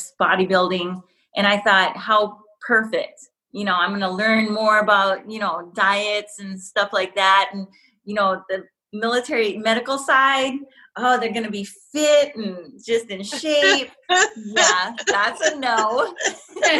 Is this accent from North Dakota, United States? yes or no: yes; North Dakota, United States; also born or lived in Kansas; So I was born in Kansas, and then I grew up in North Dakota.